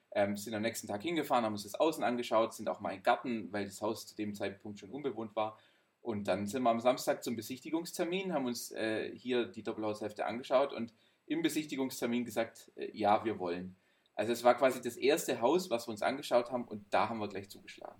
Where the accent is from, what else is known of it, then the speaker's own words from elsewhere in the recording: Swabia, Baden-Württemberg, Germany; now in Heilbronn, Germany; ich als Schwabe